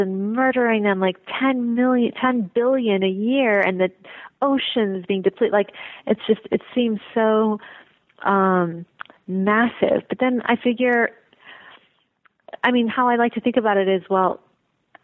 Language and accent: English; Chicago, Illinois, United States; moved away as an adult; I was raised in Chicago.